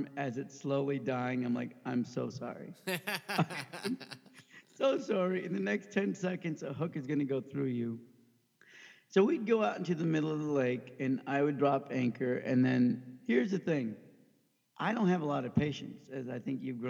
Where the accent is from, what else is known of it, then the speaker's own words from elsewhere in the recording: Overland Park, Kansas, United States; also born or lived in Pakistan; I grew up in Overland Park, Kansas. Mm. My family immigrated from Pakistan when I was under 1 year old